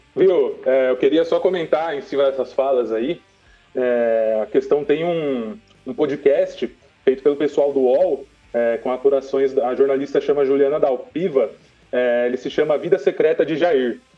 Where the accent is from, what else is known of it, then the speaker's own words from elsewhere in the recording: Brazil; Nós somos brasileiro, velho.